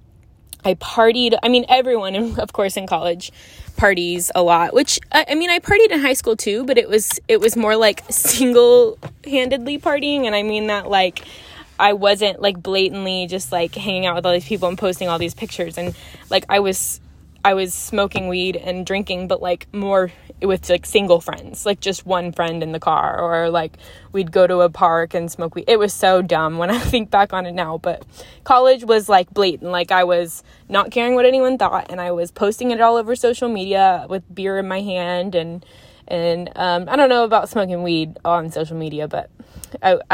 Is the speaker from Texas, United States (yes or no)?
yes; Fort Worth, Texas, United States; we moved to my hometown, which is, Fort Worth area